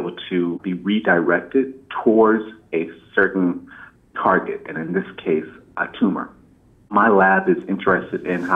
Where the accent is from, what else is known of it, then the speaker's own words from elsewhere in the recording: Indian Head, Maryland, United States; moved away as an adult; also born or lived in Chicago, Illinois; now in Philadelphia, United States; I'm from a small town in southern Maryland, just south of Washington, D.C., called Indian Head